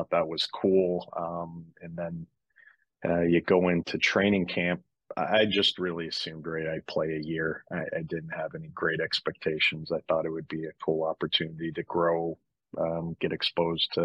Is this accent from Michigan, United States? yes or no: yes; Michigan, United States; moved away; growing up in Michigan